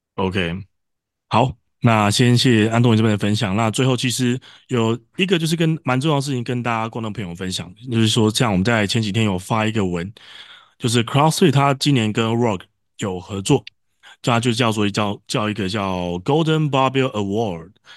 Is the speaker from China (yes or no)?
no; Taiwan; 我们台湾人毕竟又不是母语